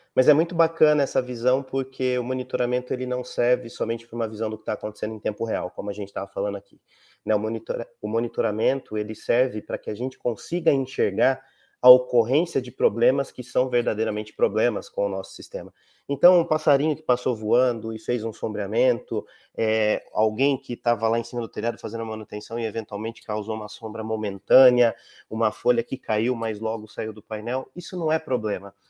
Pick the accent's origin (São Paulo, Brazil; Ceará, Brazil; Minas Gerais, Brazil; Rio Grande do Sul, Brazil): São Paulo, Brazil; Campinas; eu sou de Campinas